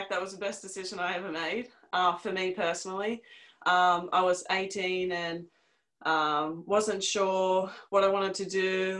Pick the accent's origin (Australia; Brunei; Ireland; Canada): Australia; Newcastle, New South Wales; moved away as an adult; also born or lived in Ohio, United States; I'm from Newcastle. I'm one of four children. I'm the baby.